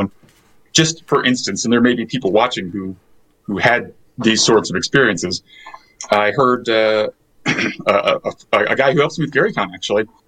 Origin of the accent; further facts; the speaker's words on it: Lake Geneva, Wisconsin, United States; I grew up in Lake Geneva